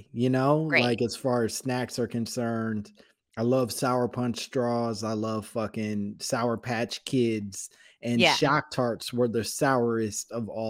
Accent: Oak Park, Illinois, United States; I'm from Chicago. So Oak Park, Illinois. So right outside of Chicago.

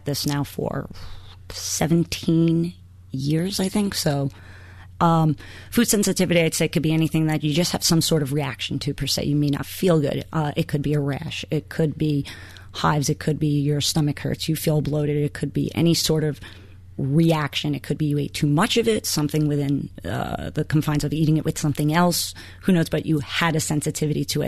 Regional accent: New York City, New York, United States; now in Boston, United States; I'm from Queens

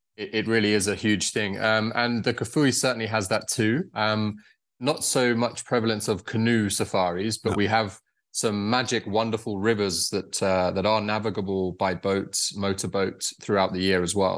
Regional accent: United Kingdom; moved away; also born or lived in Zambia; I'm actually from the UK originally

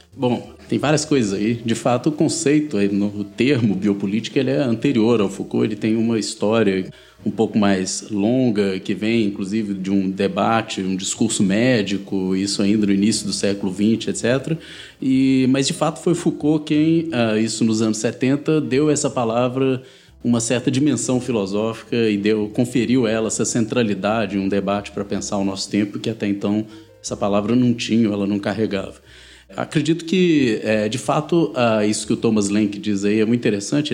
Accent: Minas Gerais, Brazil; vim daqui das Minas Gerais

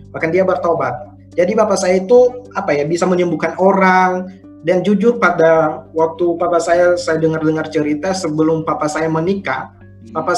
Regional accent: Nias Island, North Sumatra, Indonesia; moved away; saya berasal dari Sumatera, Pulau Nias

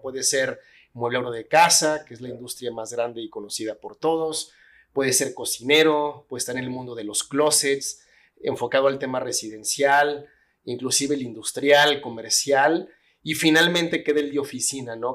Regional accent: Guadalajara, Jalisco, Mexico; nací aquí en Guadalajara

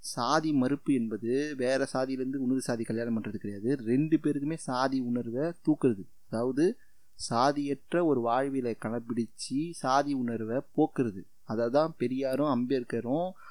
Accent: Kanchipuram, Tamil Nadu, India; நான் காஞ்சிபுரத்தில் பிறந்தேன்

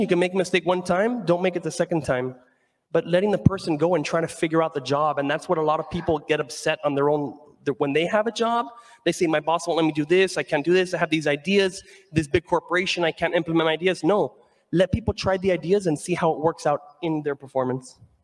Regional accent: Venezuela; moved away; I'm from Venezuela and I wanted to give jobs and hire people out there

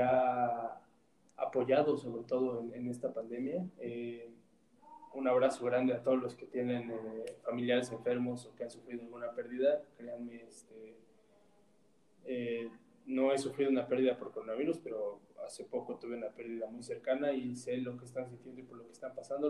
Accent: Mexico; a nosotros como mexicanos

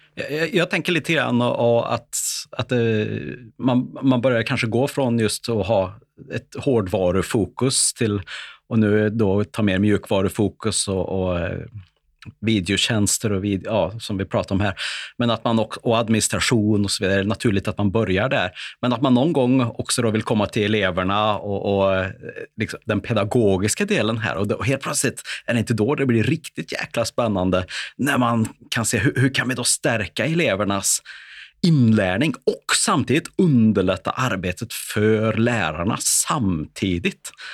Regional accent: Värmland, Sweden; accent: Värmland dialect (värmländska); vår kombination av både värmländska och skånska

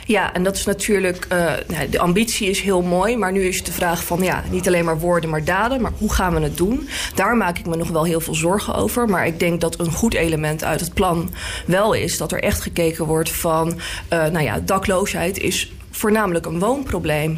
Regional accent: The Hague, South Holland, Netherlands; ik kom zelf uit Laak.

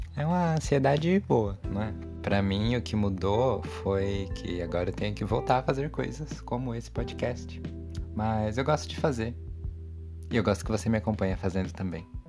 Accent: São Paulo, Brazil; Eu sou de São Paulo

